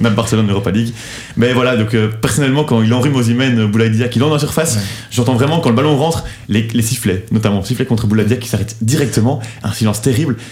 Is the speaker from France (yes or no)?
no; Belgium; en tant que Belge